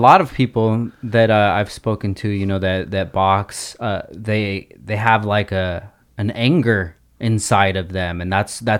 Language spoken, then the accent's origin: English; Oxnard, California, United States; born or raised there